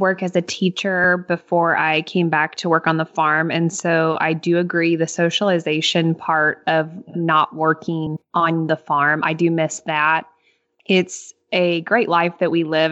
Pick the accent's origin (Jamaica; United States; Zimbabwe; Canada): United States; Northeast Missouri; I'm from Northeast Missouri.